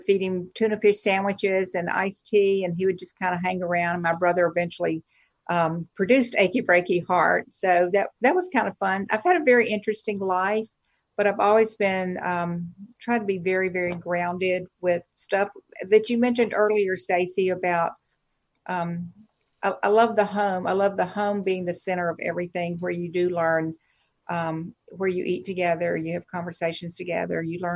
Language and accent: English; Helena, Arkansas, United States; moved away; I'm from Helena, Arkansas. It is down in the Delta.